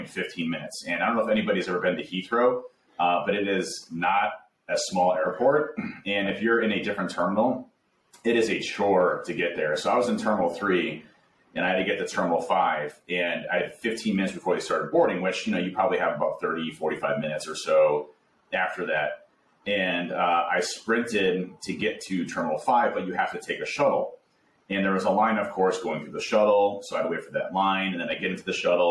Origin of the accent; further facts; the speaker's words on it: United States; I was born in the States